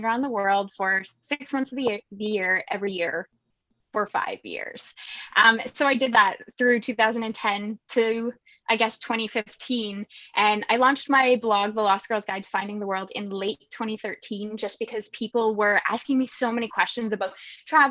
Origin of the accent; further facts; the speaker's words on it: Saskatchewan, Canada; I'm from Saskatchewan, I'm a farm girl here.